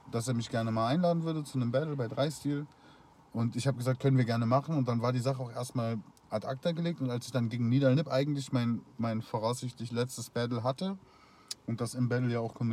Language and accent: German; Austria; ich komme aus Österreich